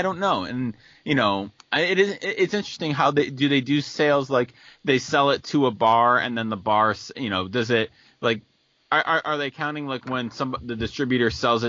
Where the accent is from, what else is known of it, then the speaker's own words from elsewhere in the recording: Western New York, United States; growing up in Western New York where we did